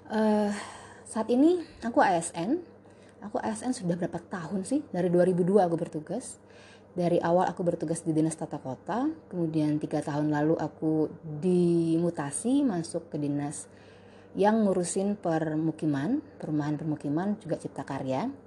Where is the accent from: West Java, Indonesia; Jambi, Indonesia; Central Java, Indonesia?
Central Java, Indonesia; Semarang; born there; yang jelas latar belakang gue kelahiran Semarang